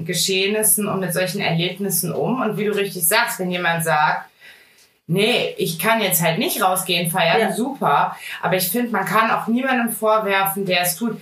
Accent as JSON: {"language": "German", "region": "Rhineland", "country": "Germany", "said": "ich bin richtige Rheinländerin"}